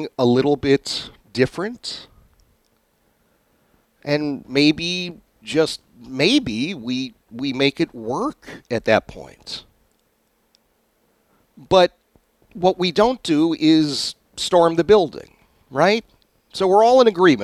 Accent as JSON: {"language": "English", "country": "United States", "said": "as an American"}